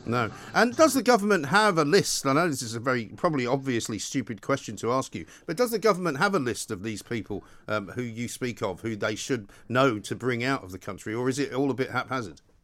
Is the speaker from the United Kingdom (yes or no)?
yes; Scotland, United Kingdom; I'm from Scotland